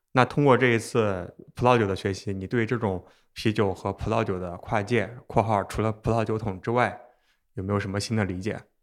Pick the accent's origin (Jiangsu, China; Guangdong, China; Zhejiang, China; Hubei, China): Jiangsu, China; Xuzhou; 我是徐州人，和山东就很近，而且我小时候爷爷奶奶家也有枣树